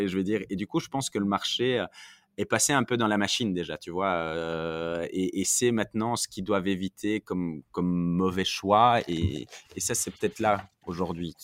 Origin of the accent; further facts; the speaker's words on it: Belgium; je suis belge, en Belgique